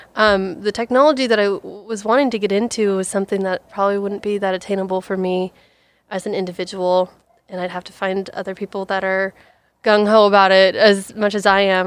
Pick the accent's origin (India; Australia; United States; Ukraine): United States; Ethel, Washington; also born or lived in Vancouver, Washington; born and raised on a dairy farm, um, originally starting down in Vancouver, Washington. Um, my dad got into dairy farming, had to pick up and move the entire dairy up into the raging, booming town of Ethel, Washington, where I say, "Oh, yeah, I'm from Ethel